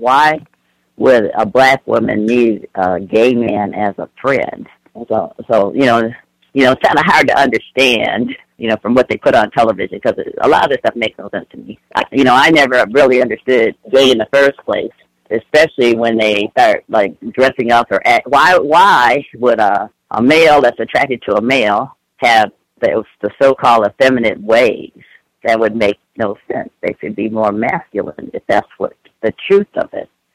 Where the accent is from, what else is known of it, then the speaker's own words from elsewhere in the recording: Michigan, United States; now in California, United States; I'm from Michigan. Uh, uh, living in California now